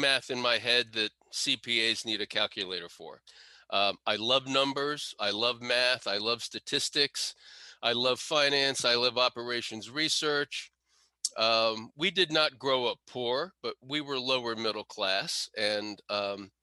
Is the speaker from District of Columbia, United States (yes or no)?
yes; Washington, District of Columbia, United States; also born or lived in Potomac, Maryland; I was born in Northwest DC, grew up in Northwest DC